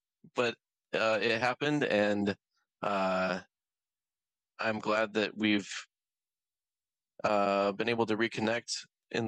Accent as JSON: {"language": "English", "region": "Nebraska", "country": "United States", "tie": "born or raised there", "said": "I'm 38. I grew up in Nebraska and went to Grace University for college"}